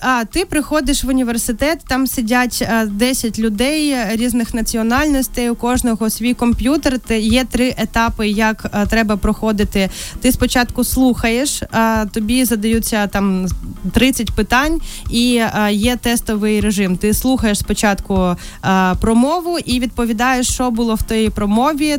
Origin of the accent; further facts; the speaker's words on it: Krasnodar Krai, Russia; moved away as an adult; also born or lived in Kyiv, Ukraine; now in Ukraine; виїхала з Росії і приїхала е, жити в Україну вже в осознаному дорослому віці у 18 років